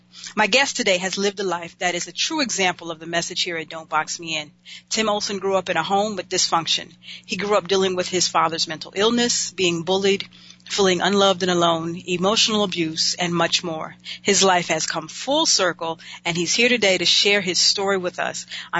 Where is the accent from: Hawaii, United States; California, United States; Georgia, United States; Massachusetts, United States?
California, United States; Los Angeles; me being a Los Angeles girl